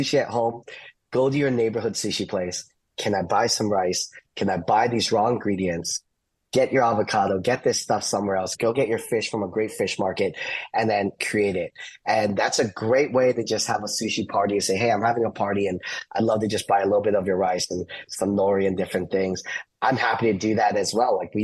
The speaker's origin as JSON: {"language": "English", "town": "Orlando", "region": "Florida", "country": "United States", "tie": "born or raised there", "also_born_or_lived": "New Jersey", "said": "I grew up here in Orlando"}